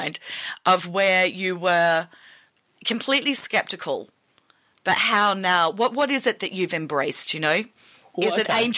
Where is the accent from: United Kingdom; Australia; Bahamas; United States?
Australia